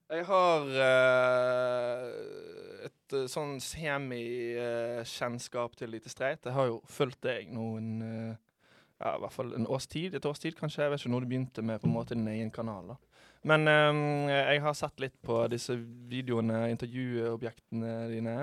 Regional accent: Bergen, Vestland, Norway; moved away; jeg er hjemme i Bergen. Det er jo alltid digg å komme hjem til sitt eget folkeslag.

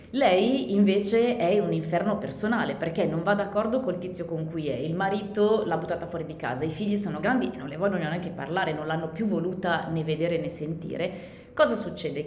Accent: Milan, Lombardy, Italy; noi siamo di Milano

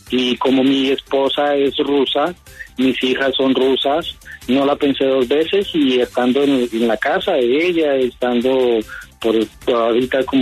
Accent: Colombia; moved away as an adult; now in Russia; soy colombiano, colombo-ruso, o sea, soy colombio y nacionalizado ruso.

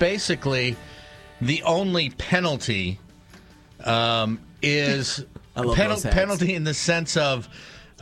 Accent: Antigo, Wisconsin, United States; I'm from Antigo, so they called me …

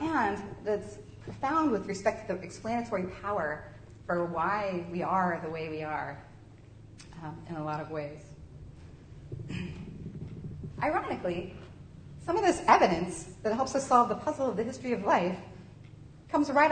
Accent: Kentucky, United States; moved away; my hometown in Kentucky

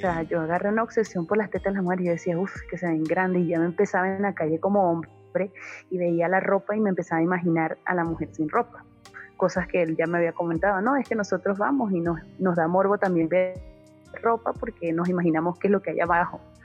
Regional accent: Venezuela; moved away as an adult; nosotros somos venezolanos de nacimiento, pero habitantes de mundo. Yo salí de mi país en el 2014 y no he vuelto.

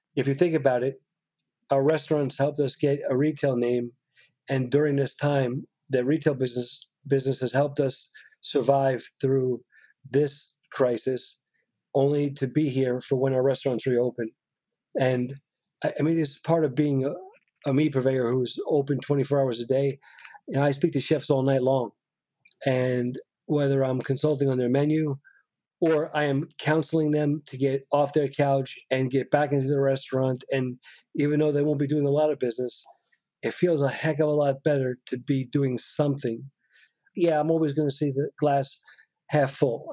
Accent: New York, United States; being a New Yorker

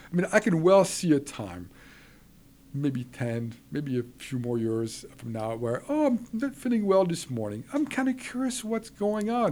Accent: Switzerland; moved away; I was raised in Switzerland

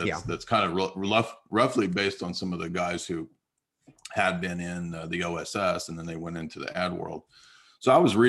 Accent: San Diego, California, United States; also born or lived in Southern US; I'm just a American-born, Southern-born, actually, guy who, my dad was in the Navy, so I grew up in San Diego for many years.

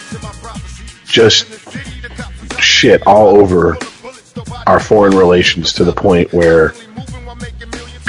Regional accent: United States; The only reason we enjoy being American and everything that comes with it is because we were born here.

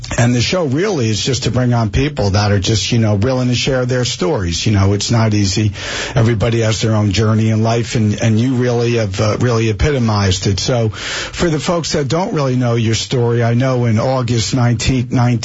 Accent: Springfield, New Jersey, United States; I grew up in Springfield

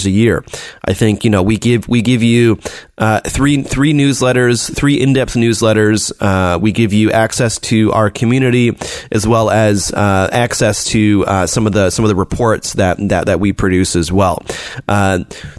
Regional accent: United States; now in China; I'm an American

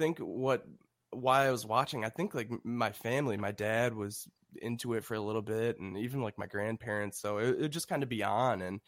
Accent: Buffalo, New York, United States; I'm from Buffalo, New York

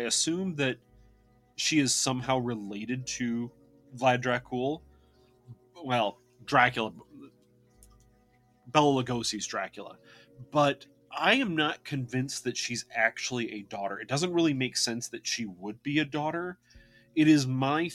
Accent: Great Lakes, United States; I am from the Great Lakes region

